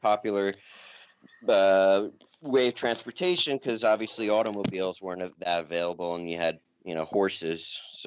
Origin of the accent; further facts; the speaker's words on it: New York, United States; also born or lived in Asheville, North Carolina; now in Colorado Springs, United States; I'm from New York